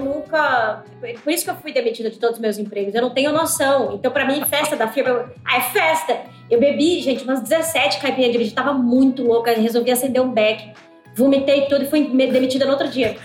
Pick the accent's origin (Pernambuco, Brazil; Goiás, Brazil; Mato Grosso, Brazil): Mato Grosso, Brazil; eu sou de Mato Grosso